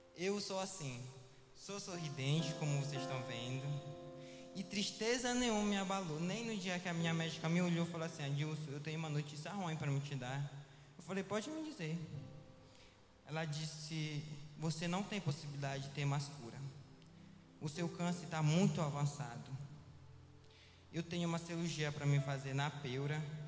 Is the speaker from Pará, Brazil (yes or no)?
yes; Viseu, Pará, Brazil; now in Belém, Brazil; eu não sou de Belém, eu sou da, cida, da cidade de Viseu, e muito distante daqui